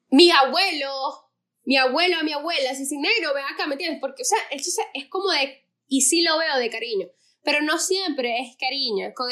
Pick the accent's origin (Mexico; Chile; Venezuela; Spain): Venezuela